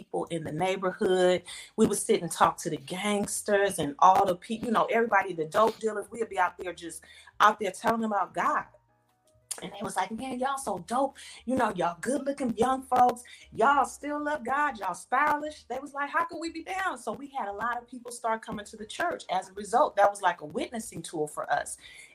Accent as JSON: {"language": "English", "town": "Inglewood", "region": "California", "country": "United States", "tie": "born or raised there", "also_born_or_lived": "Atlanta", "moved": "yes", "said": "I'm originally from California, born and raised in Inglewood, California"}